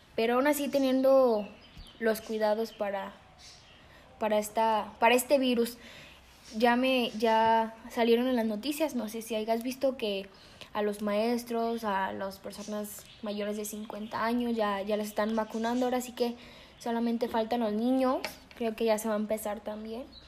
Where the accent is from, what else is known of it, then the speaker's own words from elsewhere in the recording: Mexico; nosotros los mexicanos no queremos creer